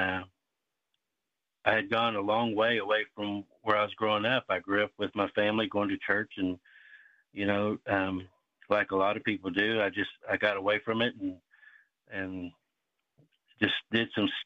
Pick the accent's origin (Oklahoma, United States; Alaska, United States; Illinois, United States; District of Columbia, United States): Oklahoma, United States; Seminole; I grew up in Seminole, Oklahoma